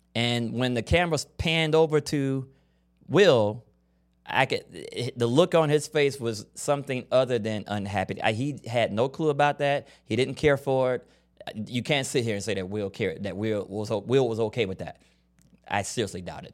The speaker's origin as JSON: {"language": "English", "region": "Florida", "country": "United States", "tie": "born or raised there", "said": "I grew up in Florida"}